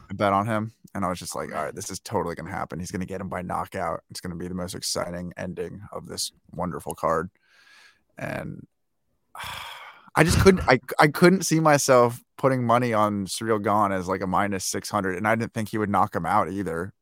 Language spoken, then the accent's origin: English; United States; as an American